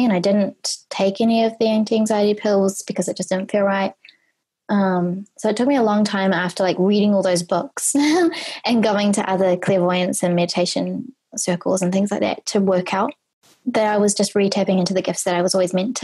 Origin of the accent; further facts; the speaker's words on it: New Zealand; moved away as an adult; also born or lived in Australia; when I was 18, I moved from New Zealand to Australia